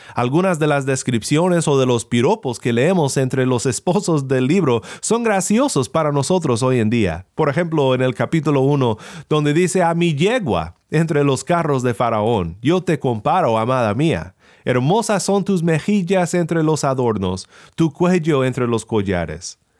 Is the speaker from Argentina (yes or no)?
no; Sinaloa, Mexico; mi pueblo en Sinaloa